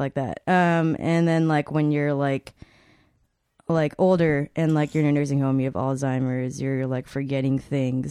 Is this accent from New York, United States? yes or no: no; Atlanta, Georgia, United States; also born or lived in Chicago, Illinois; now in Texas, United States; I moved to Atlanta